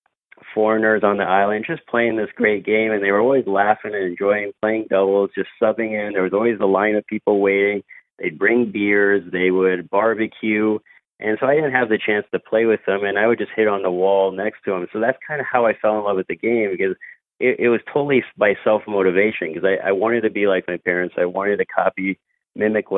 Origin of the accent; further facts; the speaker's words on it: Midwest, United States; moved away; I grew up in the Midwest